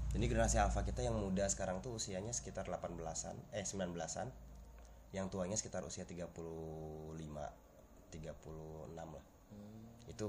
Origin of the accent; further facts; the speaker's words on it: Cikampek, West Java, Indonesia; sebagai orang Cikampek yang sebenarnya nggak terlalu sering ada di Cikampek